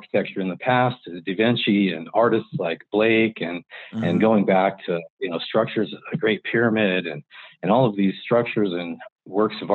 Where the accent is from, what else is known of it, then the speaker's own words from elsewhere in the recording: Longview, Washington, United States; I grew up in Longview, Washington